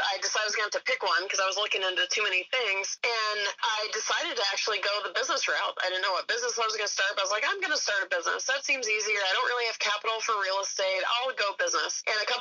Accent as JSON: {"language": "English", "region": "Georgia", "country": "United States", "tie": "born or raised there", "said": "I grew up in Georgia"}